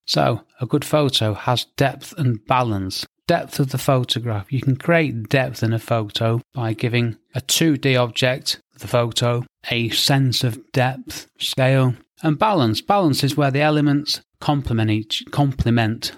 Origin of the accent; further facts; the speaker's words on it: England, United Kingdom; I'm English